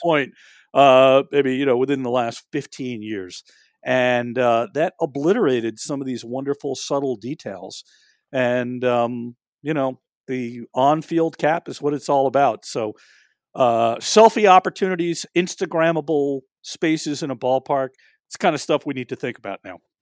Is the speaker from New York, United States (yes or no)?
yes; New York, United States; I grew up in New York